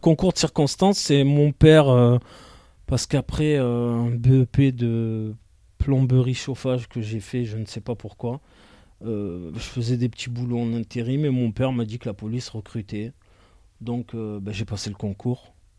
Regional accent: Marseille, Provence-Alpes-Côte d'Azur, France; je suis né en 1980 à Marseille

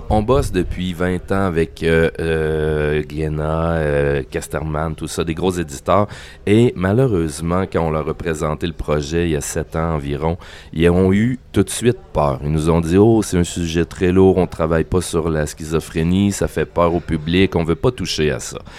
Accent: Quebec, Canada; on n'est pas vraiment juste canadien, on est canadien francophone et québécois

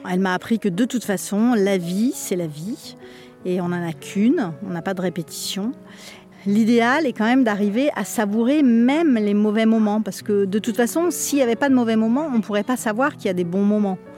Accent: France; born there; also born or lived in Algeria; Et euh, donc je suis née en France euh, parce qu'il n'y avait pas d'hôpital là où mes parents étaient. On est revenu en Algérie très vite et j'y suis restée deux ans.

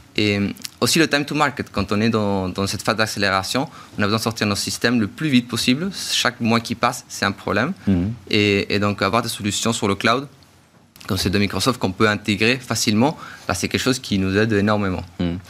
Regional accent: Chile; moved away; je viens du coup du Chili

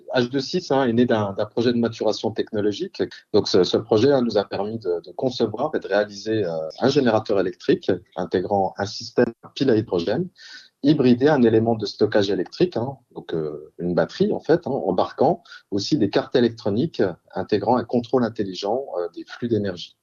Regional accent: Belfort, Bourgogne-Franche-Comté, France; Je suis un produit euh, belfortin, on peut le dire comme ça, puisque je suis né à Belfort. Euh, j'ai fait euh, toutes mes études à Belfort, toute ma carrière professionnelle

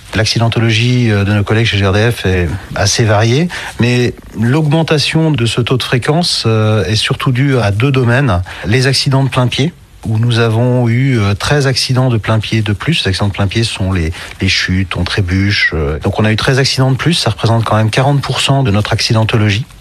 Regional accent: Belgium; je viens de Belgique

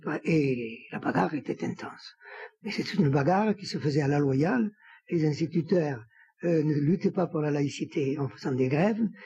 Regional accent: Samatan, Occitania, France; moved away; also born or lived in Paris; je suis né à Samatan. C'est dans la, partie toulousaine du GER, orientée vers Toulouse

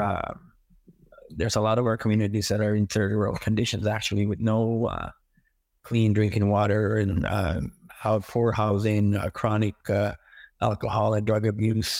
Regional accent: Big Cove, New Brunswick, Canada; first language Mi'kmaq; English is a second language; I uh, was born and raised in uh, First Nation community. It was called Big Cove back then.

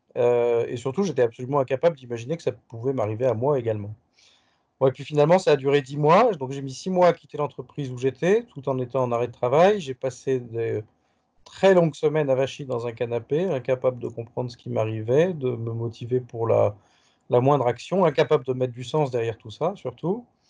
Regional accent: Paris, Île-de-France, France; also born or lived in India / Japan; un retour à Paris où j'ai grandi adolescent, puis jeune adulte

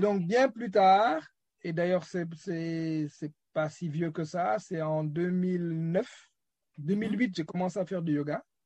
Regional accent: Senegal; je suis né euh, au Sénégal, j'ai grandi.

